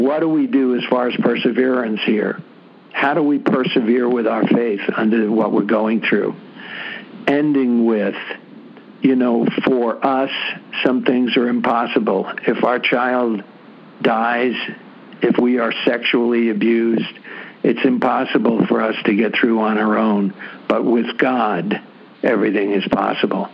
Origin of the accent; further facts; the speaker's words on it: New York City, New York, United States; I'm from the Bronx, New York